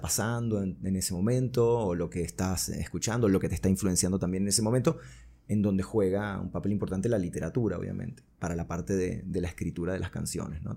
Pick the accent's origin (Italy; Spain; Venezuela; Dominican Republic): Venezuela; Caracas, Capital District; also born or lived in Buenos Aires, Argentina; llegué a Caracas como cuando tenía cinco años. Wow. Así que bueno, me crié acá en Caracas.